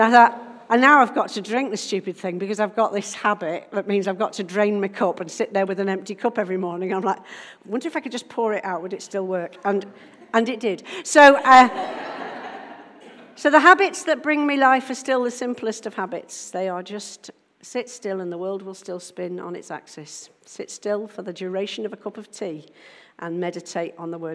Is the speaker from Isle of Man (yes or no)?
yes; Isle of Man; now in Nottingham, United Kingdom; I'm from Nottingham, originally from the Isle of Man